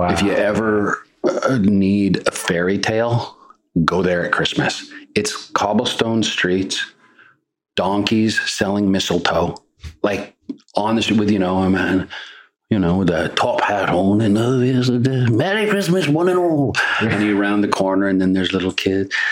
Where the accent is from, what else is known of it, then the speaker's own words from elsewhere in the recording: Canada; it's just a different. It's just different you know, and I'm, I'm very Canadian at heart.